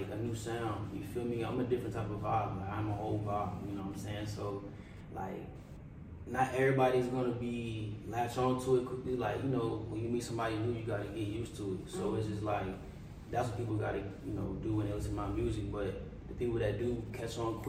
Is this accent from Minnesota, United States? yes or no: no; Raleigh, North Carolina, United States; also born or lived in Silver Spring, Maryland; I moved here when I was pretty young